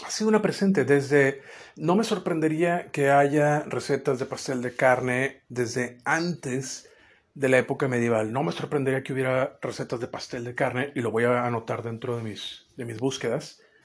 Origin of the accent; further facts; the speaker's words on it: Mexico; como mexicano